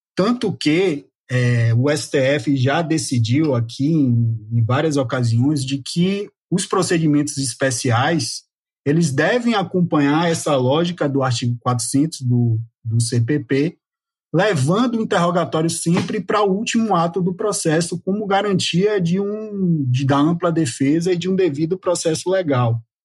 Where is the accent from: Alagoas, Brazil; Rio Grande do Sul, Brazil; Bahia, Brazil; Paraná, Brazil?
Bahia, Brazil; nós que somos baianos